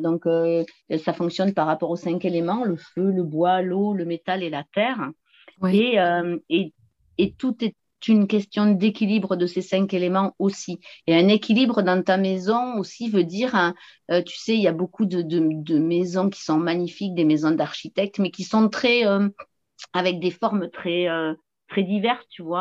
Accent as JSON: {"language": "French", "region": "south-west France", "country": "France", "tie": "born or raised there", "accent": "southern", "said": "je viens du sud-ouest de la France et euh, j'habite une petite commune au pied des, au pied des montagnes pyrénéennes, hein, juste à la frontière espagnole. Et voilà, dans un beau paysage magnifique. Et je suis non plus pas très loin de l'océan où je suis aujourd'hui, d'ailleurs, dans ma ville natale"}